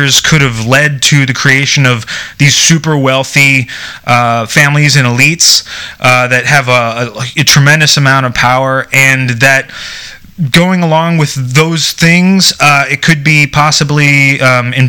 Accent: United States; being an American

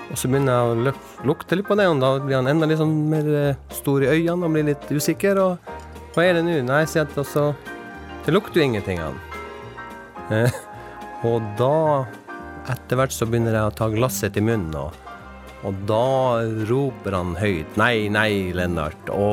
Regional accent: Vadsø, Finnmark, Norway; i og med at jeg er fra Finnmark og også fra Vadsø

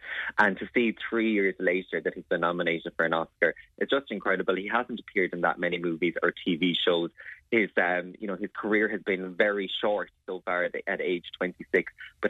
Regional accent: Ireland; that as Tipperary native

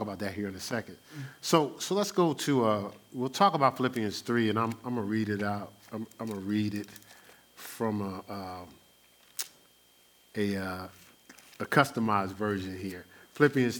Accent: Newark, New Jersey, United States; I grew up in Newark, New Jersey.

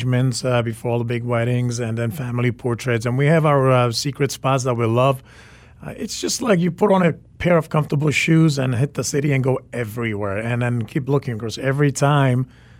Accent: Prague, Czechia; also born or lived in Sweden; now in Washington, D.C., United States; I am a Czech native. So I was born in Czech Republic, grew up in Prague, and raised in Sweden.

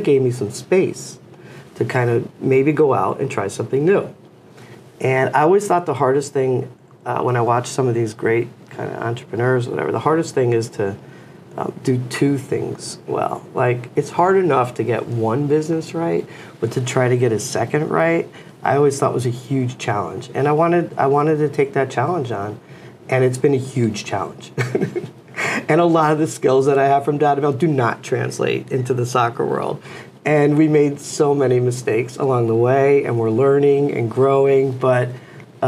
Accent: Newington, Connecticut, United States; I'm from Newington, Connecticut, and love this area. I've lived here my whole life.

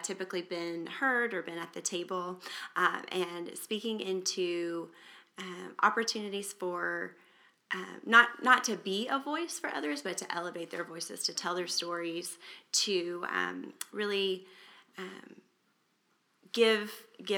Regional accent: Springdale, United States; my hometown of Springdale

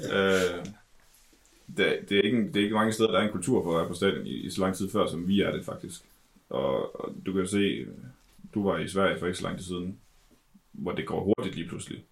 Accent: Denmark; vi er danskere

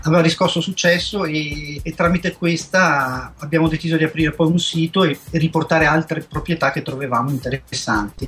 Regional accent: Trento, Trentino-Alto Adige, Italy; moved away as an adult; also born or lived in Bolzano / Valle di Cembra; now in Philippines; sono nato a Bolzano, poi già da piccolo mi sono trasferito a Trento

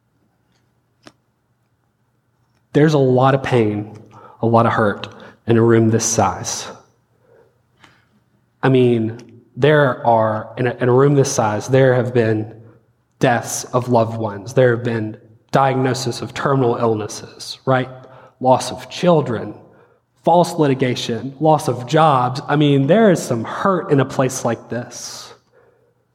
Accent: the South, United States; we're from the South, been around church

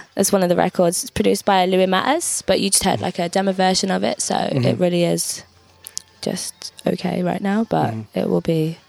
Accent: Derby, East Midlands, United Kingdom; moved away as an adult; now in London, United Kingdom; I was born in London and lived there till I was 9, and then moved to this place called Derby, which is in like the middle of England.

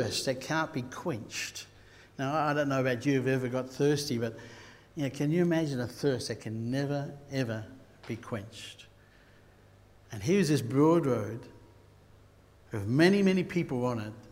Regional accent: Queensland, Australia; I'm a Queenslander

